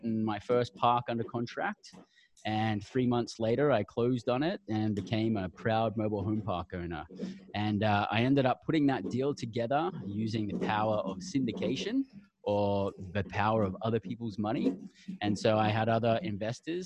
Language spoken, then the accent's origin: English; Brisbane, Queensland, Australia; moved away as an adult; now in United States; I'm an Aussie. I grew up down under. I came from Brisbane, Australia.